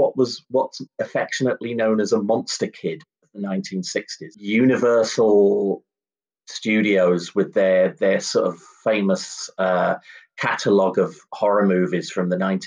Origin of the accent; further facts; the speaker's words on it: London, United Kingdom; growing up in blocks of flats in the middle of South London